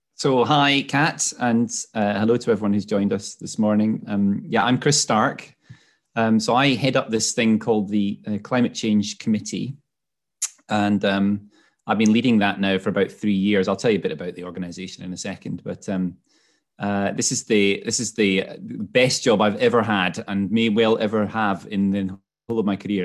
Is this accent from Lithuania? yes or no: no; Scotland, United Kingdom; moved away as an adult; also born or lived in London; moved, uh, back to Scotland where I'm from, as you could probably pick up from my accent